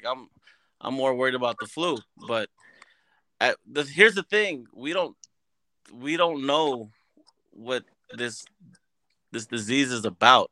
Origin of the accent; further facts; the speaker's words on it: Hempstead, New York, United States; moved away; I grew up in Hempstead, Long Island. I'm from the hood